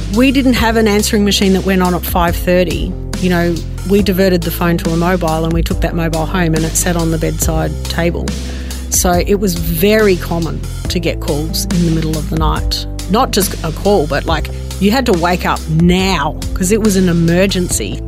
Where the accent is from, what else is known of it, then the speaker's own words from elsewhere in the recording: Adelaide, South Australia, Australia; also born or lived in Melbourne; I was born in Melbourne, uh, but we moved to Adelaide when I was about five, uh, f-, for my dad's work